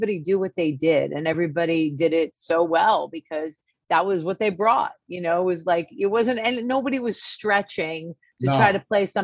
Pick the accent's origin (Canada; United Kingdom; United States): United States; New Jersey; moved away as an adult; also born or lived in California; we're from Jersey, but I was living in California